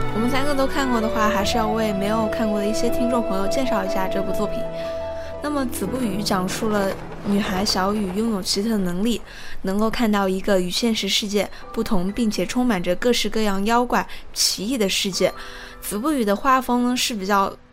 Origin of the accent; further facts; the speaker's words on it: Changsha, Hunan, China; 也就是我的家乡嘛，也是长沙这一块